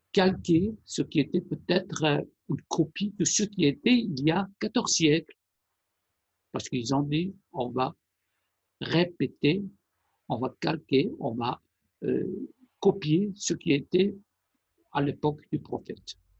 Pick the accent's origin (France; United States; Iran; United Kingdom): Iran; first language Persian; French is a second language; moved away; la langue iranienne qui est ma langue maternelle